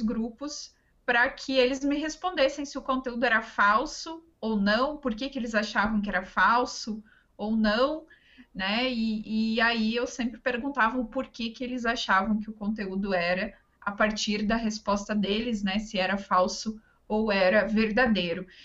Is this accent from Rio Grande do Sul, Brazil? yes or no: yes; Ametista do Sul, Rio Grande do Sul, Brazil; moved away as an adult; also born or lived in Passo Fundo, Brazil / Florianópolis, Brazil; na minha cidade natal, que é Ametista do Sul, fica no Rio Grande do Sul